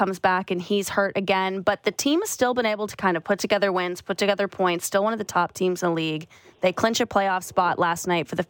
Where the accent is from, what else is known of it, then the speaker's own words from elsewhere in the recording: outside of Toronto, Ontario, Canada; growing up outside of Toronto, going to Leafs games just wasn't an option.